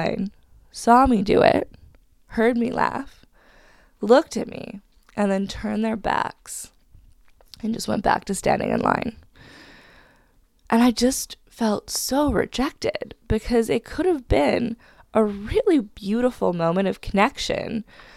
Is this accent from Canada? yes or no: yes; Hamilton, Ontario, Canada; moved away as an adult; now in Vancouver, Canada; I'm originally from Hamilton